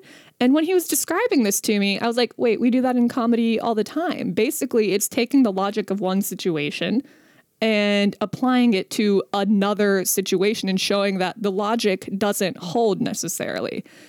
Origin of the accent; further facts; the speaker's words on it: India; I used to have a joke about how how people would say things to me about being Indian, like because I'm Indian.